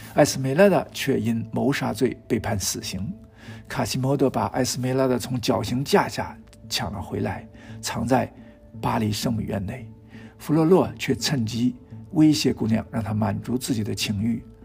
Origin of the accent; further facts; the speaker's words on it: China; 从我们中国人的角度看